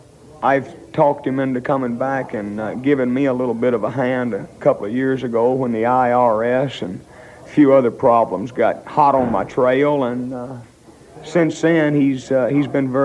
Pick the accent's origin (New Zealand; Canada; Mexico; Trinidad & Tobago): Canada; the rest of the fellas feel as much American as I do Canadian.